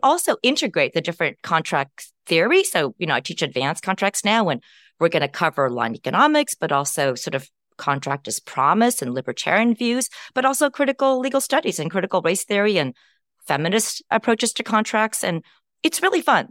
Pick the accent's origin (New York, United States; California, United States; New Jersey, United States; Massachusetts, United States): California, United States; Berkeley; moved away as an adult; also born or lived in Champaign, Illinois / West Lafayette, Indiana; I grew up in the Bay Area